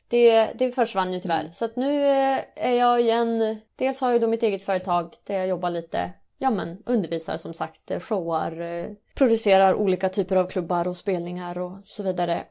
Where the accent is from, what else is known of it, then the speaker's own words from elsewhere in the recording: Umeå, Västerbotten County, Sweden; jag är ju från Umeå